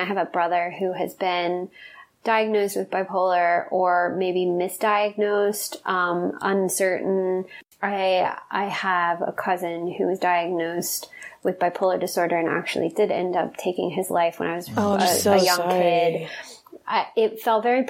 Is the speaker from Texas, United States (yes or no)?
yes; Texas, United States; now in Los Angeles, United States; I really loved a lot of my experiences growing up in Texas